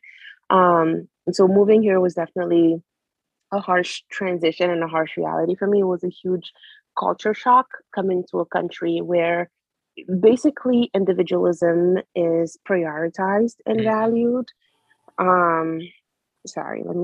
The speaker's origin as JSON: {"language": "English", "region": "Conakry", "country": "Guinea", "tie": "born or raised there", "moved": "yes", "lives_now": "United States", "said": "I loved growing up in Guinea. I miss my childhood in Guinea so bad"}